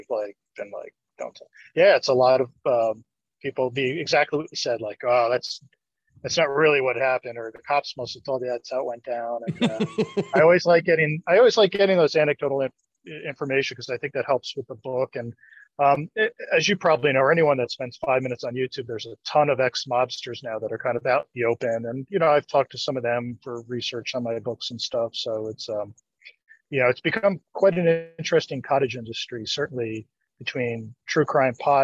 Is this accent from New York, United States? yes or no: no; New Jersey, United States; I grew up in New Jersey